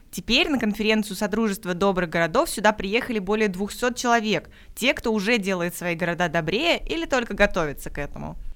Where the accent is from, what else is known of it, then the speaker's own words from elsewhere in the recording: Belebey, Bashkortostan, Russia; А я из Башкортостана, город Белебей. Наш город небольшой, 60 тысяч